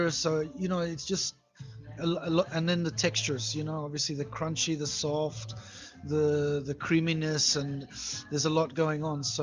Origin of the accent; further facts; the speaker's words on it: New Zealand; moved away as an adult; also born or lived in Moscow, Russia; now in Saint Petersburg, Russia; I'm from New Zealand. New Zealand. yeah, small place on the east coast of New Zealand on the North Island. It's um, quite small.